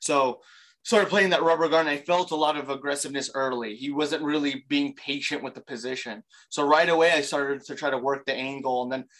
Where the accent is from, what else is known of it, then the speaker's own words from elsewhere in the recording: Baton Rouge, Louisiana, United States; I'm originally from Baton Rouge, Louisiana.